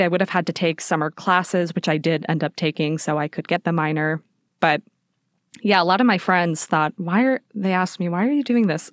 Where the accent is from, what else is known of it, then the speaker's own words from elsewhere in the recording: Las Vegas, Nevada, United States; moved away; I grew up in Vegas. I was born and raised there.